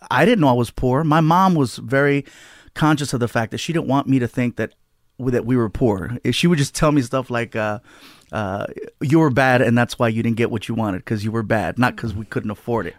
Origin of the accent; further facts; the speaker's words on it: Long Beach, California, United States; also born or lived in San Diego; Long Beach is where I grew up.